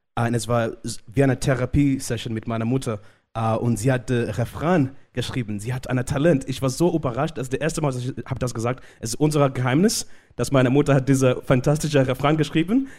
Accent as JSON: {"language": "German", "country": "Zimbabwe", "tie": "born or raised there", "first_language": "Shona", "second_language": "German", "moved": "yes", "said": "ich komme aus Zimbabwe, ich bin in Zimbabwe geboren"}